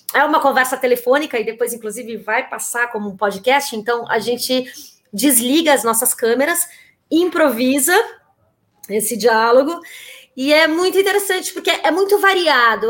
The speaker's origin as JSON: {"language": "Portuguese", "region": "São Paulo", "country": "Brazil", "also_born_or_lived": "Olinda, Brazil", "said": "eu que sou de São Paulo, eu sou nascida em Olinda, mas a minha família toda é paulistana"}